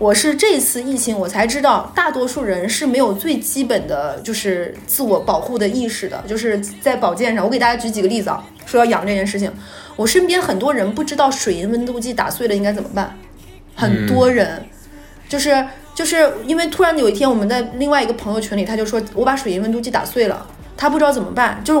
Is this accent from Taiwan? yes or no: no; Northeast China, China; 大家知不知道我们东北人回老家是回哪儿啊？